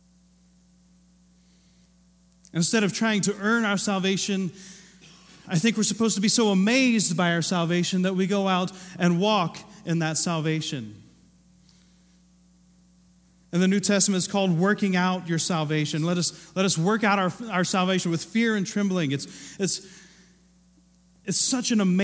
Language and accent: English; Ohio, United States; moved away; I grew up in Ohio